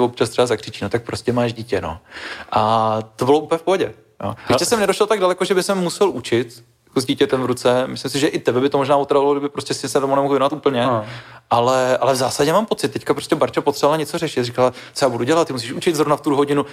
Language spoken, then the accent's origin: Czech; Žatec, Ústí nad Labem Region, Czechia; Já jsem z no. Ústeckého kraje, Liťák je Ústecký kraj, sice trošku ten jiný Ústecký kraj, než ten, já jsem ze Žace, takový ten jako most Chomutov, Louny